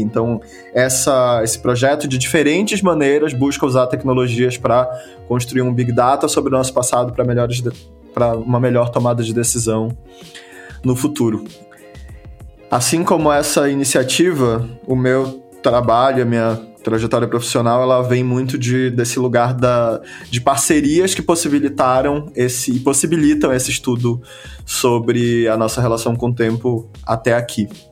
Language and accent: Portuguese; Belém, Pará, Brazil; eu sou de Belém do Pará